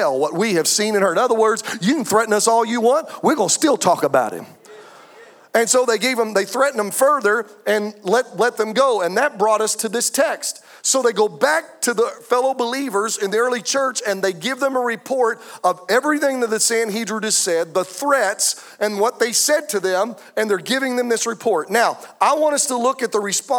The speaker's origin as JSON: {"language": "English", "country": "United States", "said": "I'm an American"}